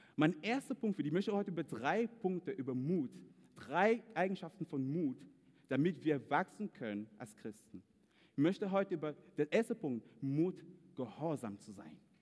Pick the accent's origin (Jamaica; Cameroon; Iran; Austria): Cameroon; German is a second language; moved away as an adult; now in Germany; typisch Kameruner